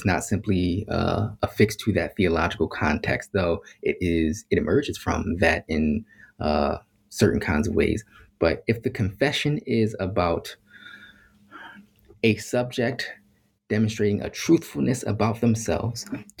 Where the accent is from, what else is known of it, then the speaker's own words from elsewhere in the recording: Philadelphia, Pennsylvania, United States; So I grew up in Philadelphia around a whole bunch of Black folks